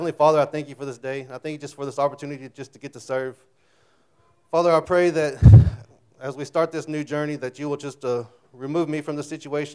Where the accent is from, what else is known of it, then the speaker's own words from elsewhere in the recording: Childress, Texas, United States; also born or lived in Knox County, Texas / Benjamin, Texas / Paducah, Texas / Munday, Texas; I was born in Knox County a little over 21 years ago.